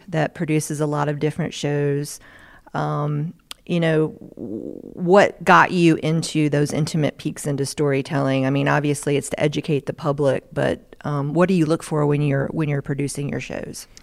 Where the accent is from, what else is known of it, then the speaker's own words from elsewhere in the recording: Asheville, North Carolina, United States; I'm from Asheville, North Carolina